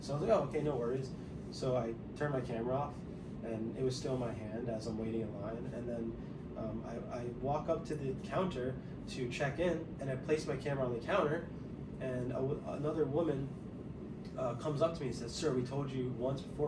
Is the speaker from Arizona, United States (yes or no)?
no; New Jersey, United States; moved away as an adult; also born or lived in Kutztown, Pennsylvania; now in Las Vegas, United States; where I grew up in Central Jersey